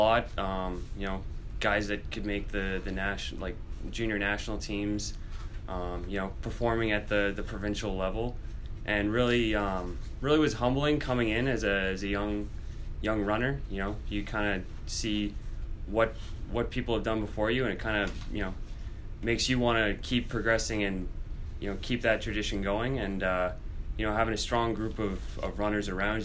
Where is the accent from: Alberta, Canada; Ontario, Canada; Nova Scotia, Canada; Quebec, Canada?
Ontario, Canada; Oshawa; moved away as an adult; now in New York, United States; I'm from just east of Toronto, about an hour outside of Toronto, in Oshawa